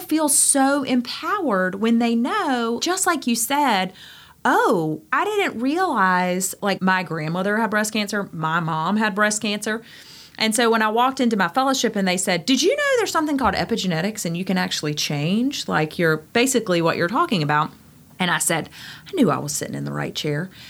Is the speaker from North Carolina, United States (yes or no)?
yes; Greenville, North Carolina, United States; moved away as an adult; now in Outer Banks, United States; I am from Greenville, North Carolina.